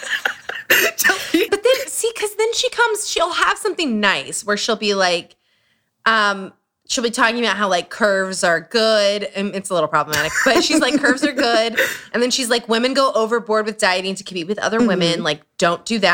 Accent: Utah, United States; Growing up in Utah

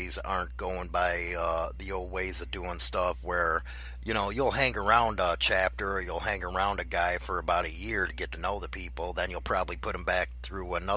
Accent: Chicago, Illinois, United States; growing up in Chicago

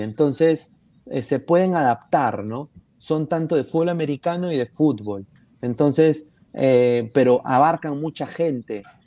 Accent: Peru; soy un periodista peruano

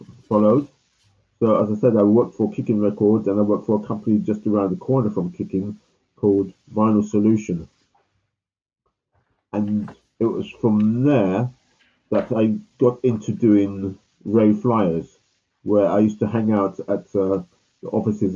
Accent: London, United Kingdom; I was born in 1960 in London, in Notting Hill Gate.

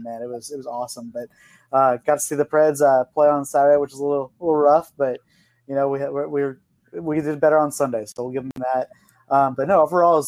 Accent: Franklin, Tennessee, United States; I grew up in Franklin.

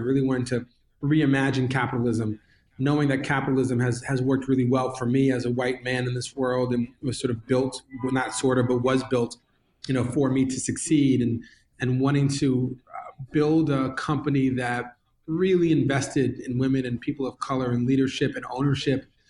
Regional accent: New York, United States; growing up in New York

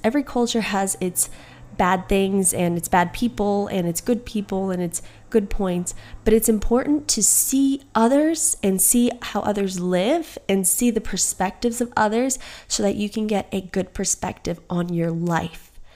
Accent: United States; I am American born and I have Colombian and Guatemalan parents

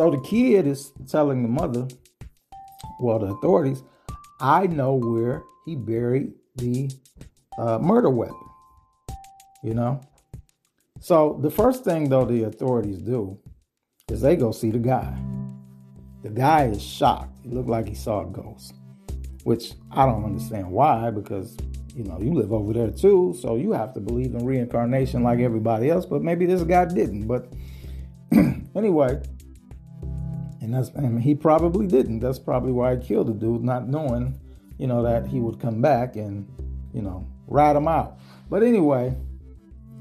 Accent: Ohio, United States; My home state of Ohio, Cincinnati, Ohio.

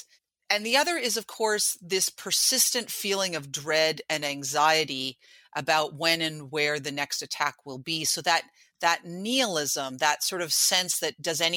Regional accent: Vancouver, British Columbia, Canada; moved away; also born or lived in New York; so I'm born and raised in Vancouver, but lived a long time in New York

